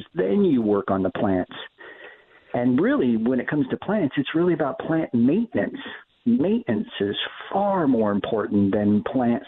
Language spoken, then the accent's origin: English; Southern California, United States; also born or lived in San Francisco Bay Area; Growing up in Southern California, I moved up to the San Francisco Bay Area in 1991